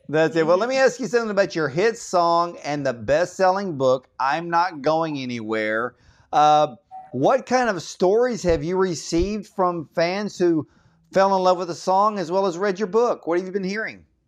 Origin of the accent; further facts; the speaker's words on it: Georgia, United States; now I'm from Georgia